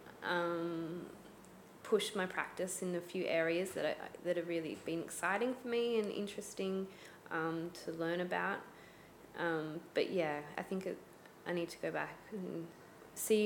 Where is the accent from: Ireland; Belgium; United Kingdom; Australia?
Australia; growing up in Australia